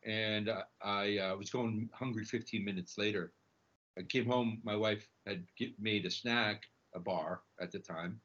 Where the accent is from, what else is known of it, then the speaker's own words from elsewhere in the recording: Santiago, Santiago Metropolitan Region, Chile; now in New York, United States; I'm originally from Chile. I was born in Santiago, and my family emigrated here.